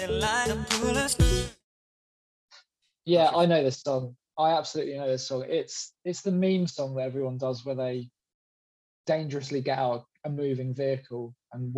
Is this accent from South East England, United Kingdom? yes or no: no; Southport, North West England, United Kingdom; I was born in 1989 in Southport. It's like quite near to where … were from